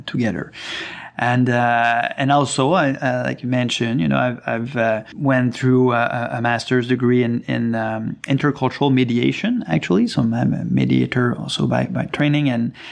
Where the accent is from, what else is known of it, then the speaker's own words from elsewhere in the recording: Sept-Îles, Quebec, Canada; I'm originally from Quebec, from Sept-Îles, the north coast of Quebec.